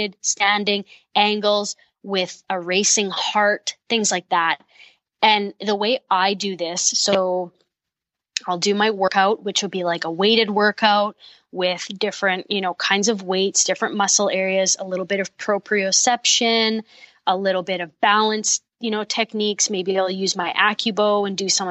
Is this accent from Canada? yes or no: yes; Manitoba, Canada; I'm from Manitoba